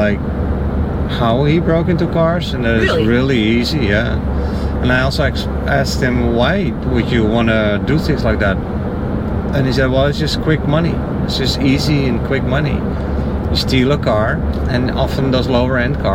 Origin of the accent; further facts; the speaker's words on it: Netherlands; also born or lived in Miami; now in United States; I'm from the Netherlands